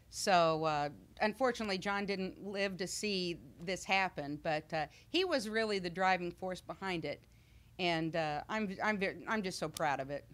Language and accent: English; Missouri, United States; moved away as an adult; now in Illinois, United States; I'm from Middle Missouri